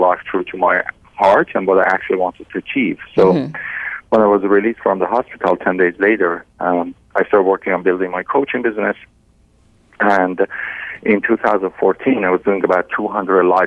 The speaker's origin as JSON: {"language": "English", "country": "Iran", "tie": "born or raised there", "second_language": "English", "moved": "as an adult", "lives_now": "Canada", "said": "I was born and raised in Iran, and in 2009 we decided to move to Canada"}